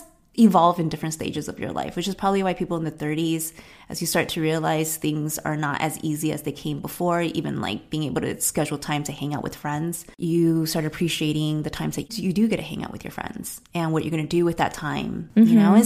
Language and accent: English; Arcadia, California, United States; growing up in Arcadia